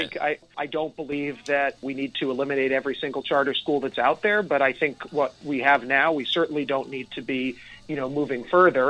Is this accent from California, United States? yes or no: no; Nyack, New York, United States; I grew up in Nyack